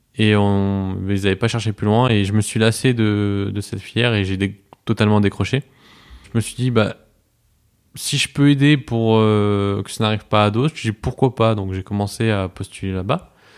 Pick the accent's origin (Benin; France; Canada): France; Strasbourg, Grand Est; moved away as an adult; now in Poitiers, France; je viens de Strasbourg. Je suis arrivé à Poitiers il y a, il y a trois ans maintenant.